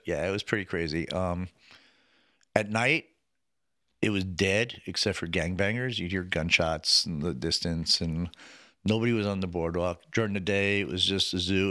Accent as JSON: {"language": "English", "region": "New Jersey", "country": "United States", "tie": "born or raised there", "also_born_or_lived": "Venice, California", "moved": "as an adult", "said": "I grew up in New Jersey."}